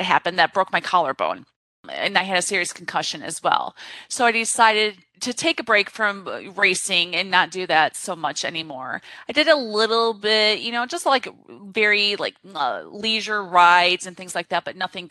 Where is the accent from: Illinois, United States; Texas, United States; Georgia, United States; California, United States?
Texas, United States; Corpus Christi; I grew up in Corpus Christi, Texas